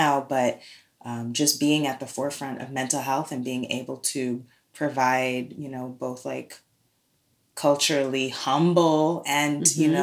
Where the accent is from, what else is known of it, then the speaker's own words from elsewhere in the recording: New York City, New York, United States; now in Oakland, United States; I'm from New York City, born in Brooklyn.